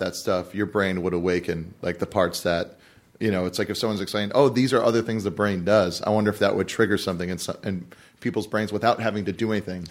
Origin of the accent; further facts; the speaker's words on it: Hawaii, United States; now in Los Angeles, United States; I'm from Hawaii.